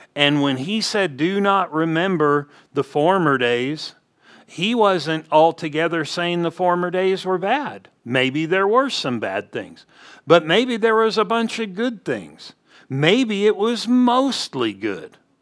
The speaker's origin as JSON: {"language": "English", "region": "California", "country": "United States", "tie": "born or raised there", "said": "growing up in California, we would go to Montana"}